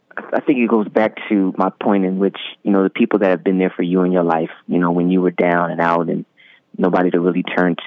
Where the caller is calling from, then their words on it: Montclair, New Jersey, United States; I'm currently calling in from Montclair, New Jersey.